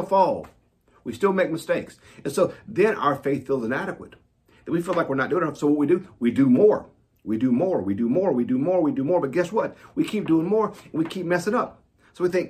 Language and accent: English; the South, United States; Growing up in the South, growing up out in the country, we call it getting saved.